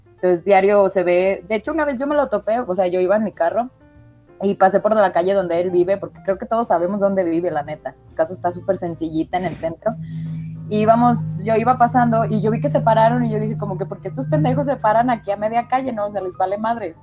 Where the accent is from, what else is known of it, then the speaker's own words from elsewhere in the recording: San Juan de los Lagos, Jalisco, Mexico; San Juan de los Lagos, Jalisco. Eh, es de donde yo soy